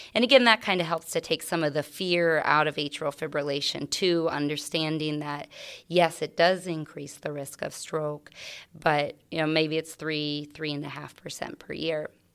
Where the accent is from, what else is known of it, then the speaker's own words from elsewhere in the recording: Carroll County, Iowa, United States; moved away as an adult; also born or lived in Phoenix, Arizona; I grew up in a, um, A small farm right outside of Willie, Iowa